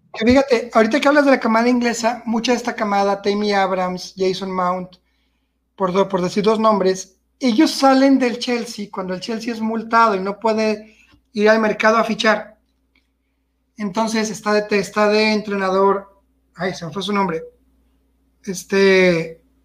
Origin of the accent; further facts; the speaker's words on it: Mexico; como mexicano, como chivermano